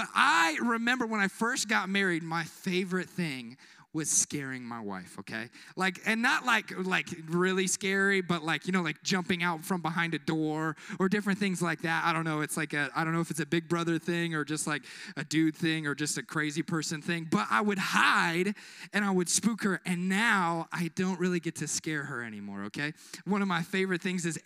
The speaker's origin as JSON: {"language": "English", "town": "Kansas City", "region": "Missouri", "country": "United States", "tie": "born or raised there", "moved": "yes", "said": "Kansas City in my hometown in Missouri"}